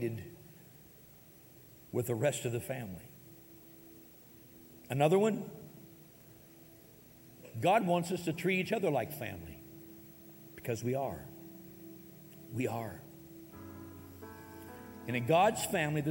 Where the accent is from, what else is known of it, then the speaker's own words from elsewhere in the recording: United States; I may have been born in America, I am an American citizen.